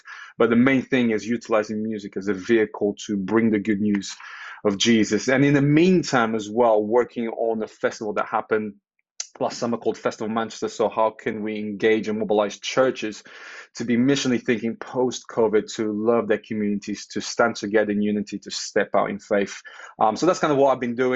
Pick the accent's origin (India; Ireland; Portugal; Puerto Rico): Portugal; moved away as an adult; now in United Kingdom; I'm Portuguese. I was born in Portugal, grew up in Portugal, moved to the UK in 2008